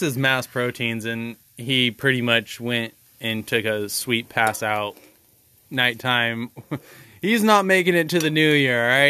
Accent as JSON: {"language": "English", "region": "Pacific Northwest", "country": "United States", "said": "we're coastal culture, and we come from the Pacific Northwest."}